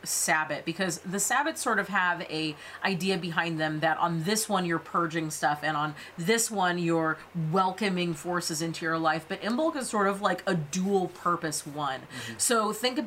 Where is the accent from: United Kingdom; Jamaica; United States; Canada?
United States; California; we are from California